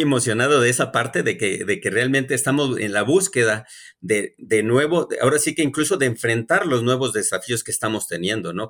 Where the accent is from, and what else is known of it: Mexico